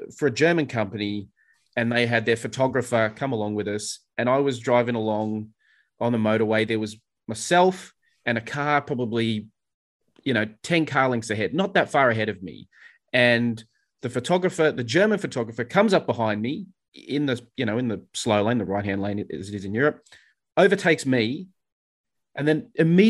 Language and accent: English; Sydney, New South Wales, Australia; moved away as an adult; now in Melbourne, Australia; I grew up in Sydney and moved to Melbourne, and, you know, so I learned to drive in Sydney